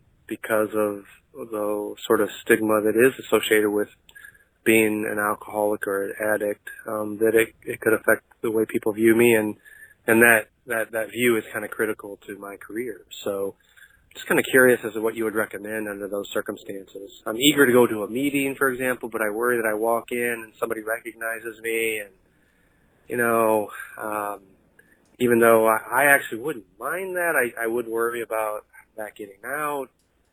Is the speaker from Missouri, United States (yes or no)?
yes; St. Louis, Missouri, United States; I'm actually from the Lou, but live elsewhere now.